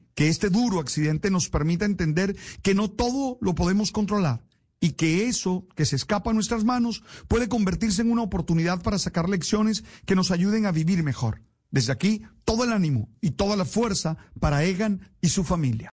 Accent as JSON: {"language": "Spanish", "country": "Colombia", "said": "como colombianos"}